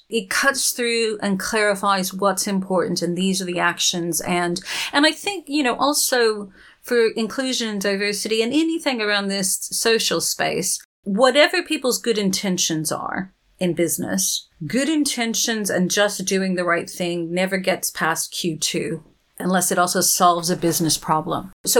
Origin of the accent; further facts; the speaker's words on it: Texas, United States; also born or lived in Arizona / New Mexico; where I grew up out in Texas and Arizona and New Mexico, we didn't learn how to curtsy.